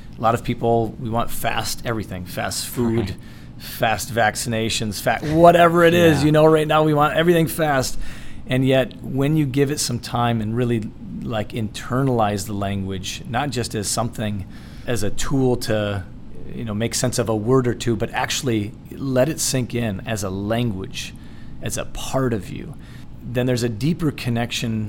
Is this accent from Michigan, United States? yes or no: yes; Holland, Michigan, United States; moved away as an adult; also born or lived in Israel / California; I grew up in Holland, Michigan.